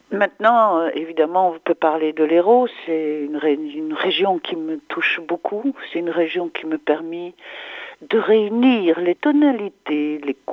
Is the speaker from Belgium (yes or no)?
yes; Charleroi, Wallonia, Belgium; born there; je suis peintre de nationalité belge. Je suis née en Wallonie, à Charleroi, dans la partie francophone, à l'est de la Belgique.